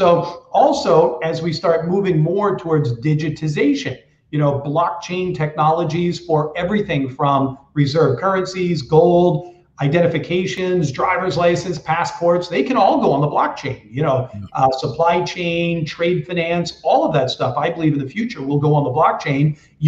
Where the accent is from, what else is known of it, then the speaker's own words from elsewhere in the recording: New Hampshire, United States; I grew up in the Northeast of the United States in New Hampshire.